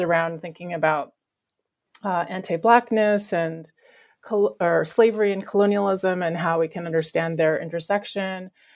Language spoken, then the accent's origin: English; Vancouver Island, British Columbia, Canada; moved away as an adult; now in United States; where I grew up in Vancouver Island